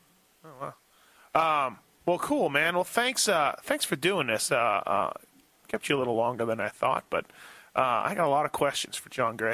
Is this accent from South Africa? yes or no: no; Canada; I was from Canada, obviously.